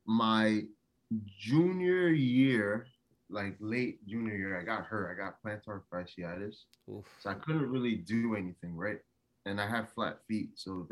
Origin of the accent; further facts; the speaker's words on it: New Jersey, United States; moved away as an adult; now in Los Angeles, United States; I grew up in a melting pot. To the right of me, I had Newark, I had Irvington, I had Orange, and then up north, I had Short Hills, Livingston, West Orange.